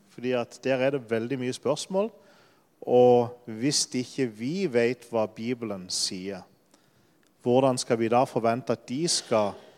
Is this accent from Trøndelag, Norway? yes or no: no; Lyngdal, Agder, Norway; moved away as an adult; also born or lived in Denmark; now in Poland; jeg er fra Sørlandet. Jeg kommer nesten fra samme sted som Jan Sigve, fra Lyngdal